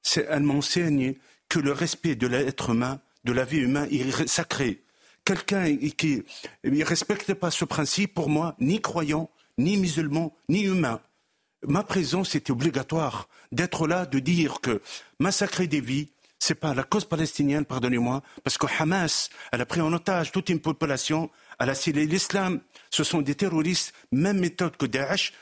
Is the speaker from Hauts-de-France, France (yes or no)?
no; Drancy, Île-de-France, France; Je suis lui-même de Drancy